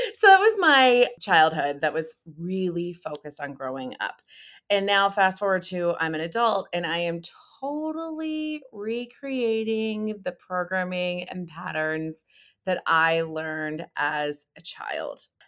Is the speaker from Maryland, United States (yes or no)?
no; California, United States; I grew up in California